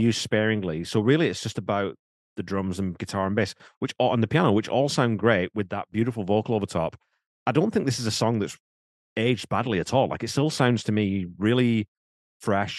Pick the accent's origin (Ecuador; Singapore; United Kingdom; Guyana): United Kingdom; England; now in Canada; I'm English by birth